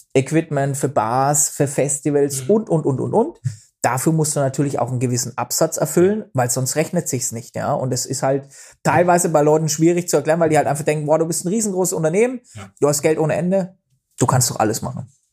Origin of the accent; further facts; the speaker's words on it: Bavaria, Germany; bei uns in Bayern